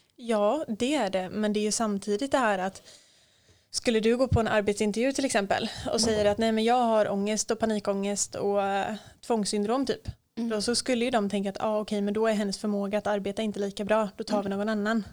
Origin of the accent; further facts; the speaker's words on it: Hultsfred, Kalmar County, Sweden; moved away; hotellet där jag jobbade hemma i Hultsfred